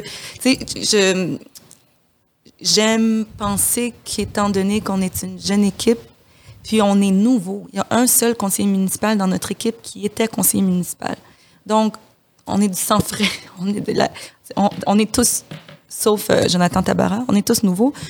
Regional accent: DR Congo; moved away; je suis de la République démocratique du, Congo.

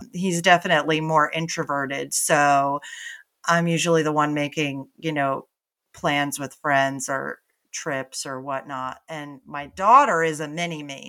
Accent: Connecticut, United States; moved away as an adult; also born or lived in New York City; now in Austin, United States; I'm originally from New England, grew up in Connecticut, and then moved to New York City after college, and then I moved to Austin

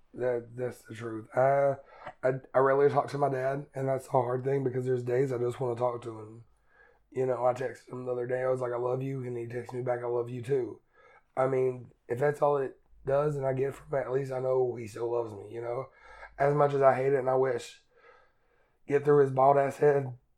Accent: Eastern Kentucky, United States; moved away as an adult; I grew up in Eastern Kentucky, very Republican, redneck

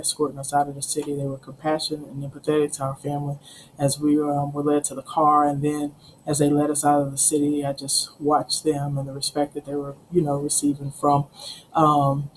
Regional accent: Houston, Texas, United States; now in Waco, United States; Born and raised in Houston. Like I said, Never thought I'd ever leave the city of Houston. Grew up in Sunnyside.

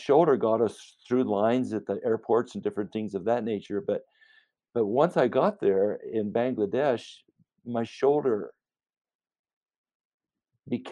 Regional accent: United States; as an American

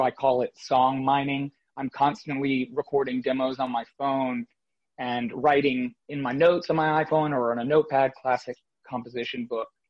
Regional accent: Fort Lauderdale, Florida, United States; also born or lived in New York City, United States; now in Nashville, United States; I'm originally from South Florida, Fort Lauderdale, Florida, but New York City and Brooklyn was my home for the last just about 15 years now

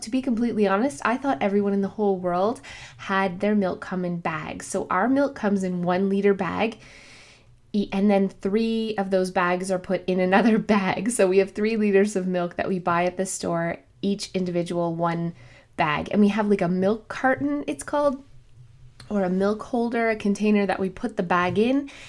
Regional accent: Canada; also born or lived in Ontario, Canada; I am Canadian, obviously. I live in Ontario, Canada

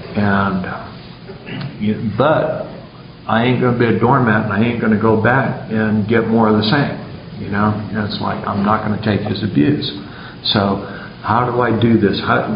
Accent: San Diego, California, United States; I grew up in San Diego and got sober in AA in San Diego, low these many years ago.

